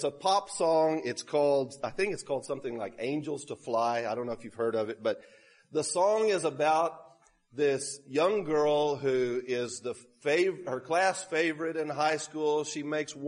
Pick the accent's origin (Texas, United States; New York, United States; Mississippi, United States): Texas, United States; Sutherland Springs; moved away; also born or lived in Peru; That's actually my hometown